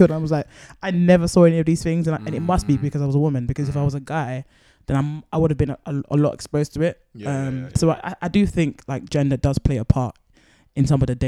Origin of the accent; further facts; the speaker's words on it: London, United Kingdom; I feel like I went to a good school. It was like a state school, East London. But it was like one of the better schools.